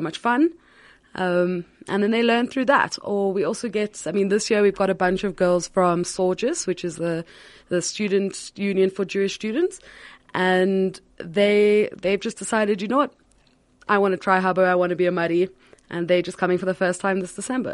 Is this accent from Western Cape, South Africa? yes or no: yes; Cape Town, Western Cape, South Africa; I'm originally from Cape Town. I w, grew up at Herzliya